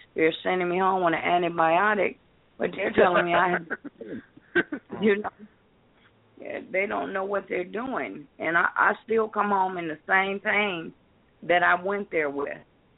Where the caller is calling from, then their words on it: Detroit, Michigan, United States; I'm from Detroit, Michigan.